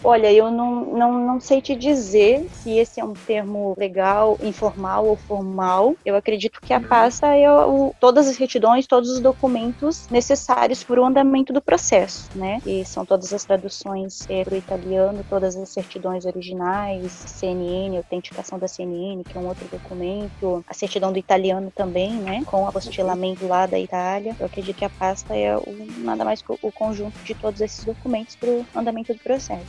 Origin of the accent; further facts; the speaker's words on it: Jaraguá do Sul, Santa Catarina, Brazil; moved away as an adult; now in Dublin, Ireland; sou natural de Jaraguá do Sul, Santa Catarina